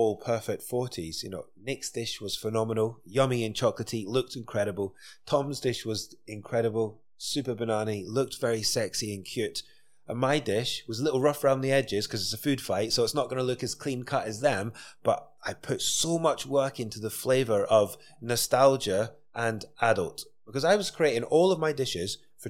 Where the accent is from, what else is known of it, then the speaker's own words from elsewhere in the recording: Dundee, Scotland, United Kingdom; I'm from Dundee.